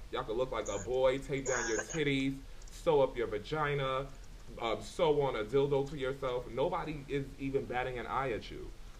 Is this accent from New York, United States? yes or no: yes; New York, United States; As I've gotten older and I'm further removed from New York and that environment, I really don't have that in me.